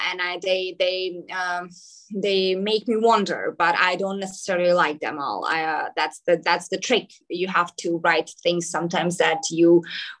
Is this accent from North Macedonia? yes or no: yes; Skopje, North Macedonia; first language Macedonian; English is a second language; also born or lived in New York; here in Skopje, in my hometown in Macedonia